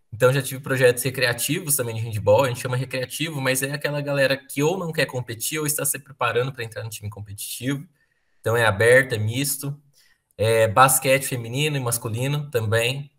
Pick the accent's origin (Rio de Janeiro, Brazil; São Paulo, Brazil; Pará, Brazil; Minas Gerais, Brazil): Minas Gerais, Brazil; Alfenas; also born or lived in Muzambinho; Aí eu foi criado numa cidade aqui que Alfenas